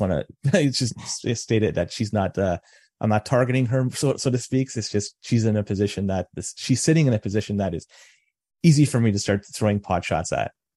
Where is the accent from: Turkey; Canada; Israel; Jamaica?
Canada; Toronto, Ontario; now in Oakville, Canada; I was born and raised in Toronto